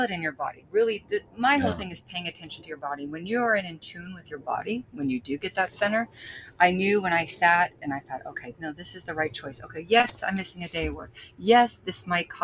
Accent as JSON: {"language": "English", "region": "Texas", "country": "United States", "tie": "born or raised there", "moved": "yes", "said": "I grew up in Texas"}